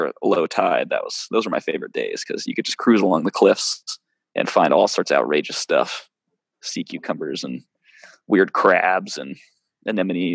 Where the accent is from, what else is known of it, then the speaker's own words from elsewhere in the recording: Maine, United States; moved away as an adult; also born or lived in California / Alaska; I grew up in Maine, and family vacations were in Ohio.